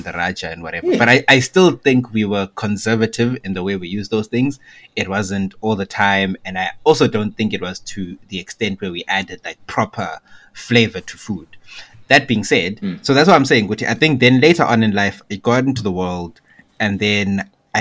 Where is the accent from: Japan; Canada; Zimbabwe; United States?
Zimbabwe; moved away; growing up in Zimbabwe.